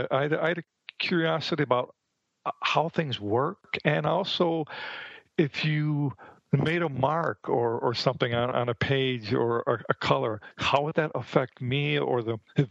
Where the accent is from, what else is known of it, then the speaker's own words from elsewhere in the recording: Milwaukee, Wisconsin, United States; moved away as an adult; now in Phoenix, United States; I'm from the Midwest. I was born and raised in Milwaukee, Wisconsin